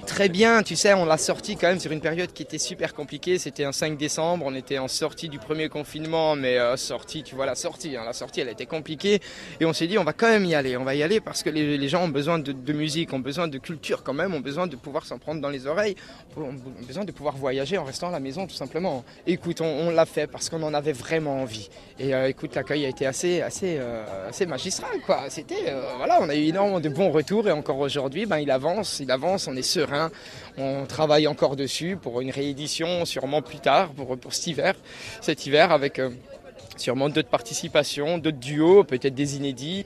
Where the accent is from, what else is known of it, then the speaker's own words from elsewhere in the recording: Alsace, Grand Est, France; je suis d'Alsace